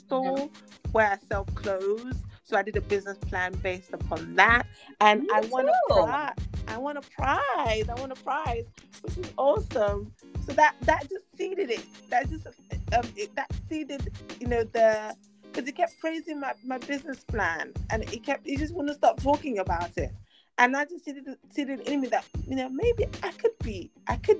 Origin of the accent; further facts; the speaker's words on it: London, United Kingdom; also born or lived in Lagos, Nigeria; I was born in England, but my parents took me back to Nigeria to raise me for a number of years when I was a baby. And then we moved back to England when I was about 9, 10